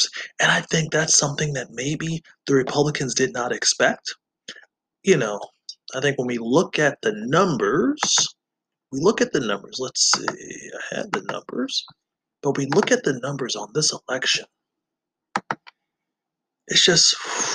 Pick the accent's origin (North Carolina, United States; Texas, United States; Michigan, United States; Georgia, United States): Georgia, United States; also born or lived in Colorado; now in Wisconsin, United States; growing up in Georgia